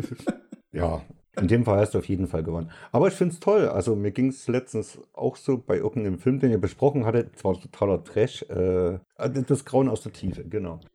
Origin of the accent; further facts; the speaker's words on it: Saxony, Germany; Ich bin ein Sachse